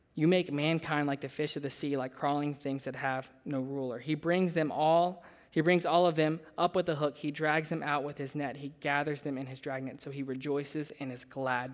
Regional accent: Louisiana, United States; moved away as an adult; I grew up in Louisiana, way down south, totally different than here.

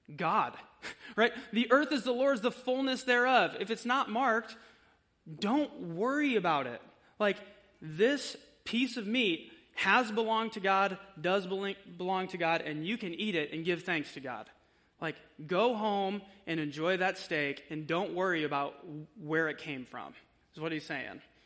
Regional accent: United States; we are American

